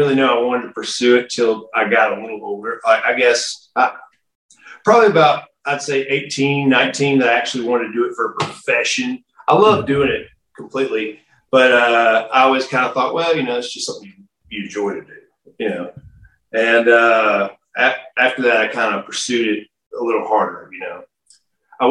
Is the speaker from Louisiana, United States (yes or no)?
yes; Haynesville, Louisiana, United States; also born or lived in Haughton, Louisiana; I'm originally from Haynesville, Louisiana. It's a really small town.